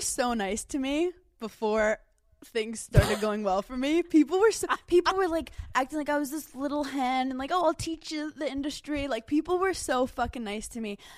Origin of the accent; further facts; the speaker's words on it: New York City, New York, United States; I'm a girl from Brooklyn